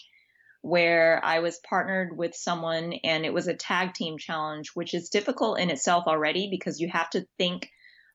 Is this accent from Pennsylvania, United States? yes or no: no; Texas, United States; I'm from Texas. And so I grew up eating that a lot